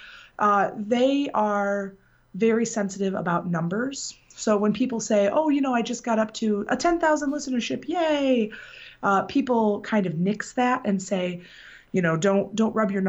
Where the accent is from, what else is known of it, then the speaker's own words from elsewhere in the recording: Benton Harbor, Michigan, United States; I am from Benton Harbor, Michigan, which is in the southwest corner of the state.